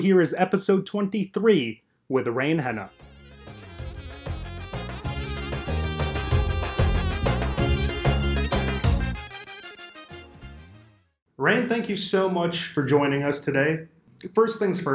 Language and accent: English; Chicago, Illinois, United States; I represent the fine city of Chicago, Illinois, and of course the surrounding area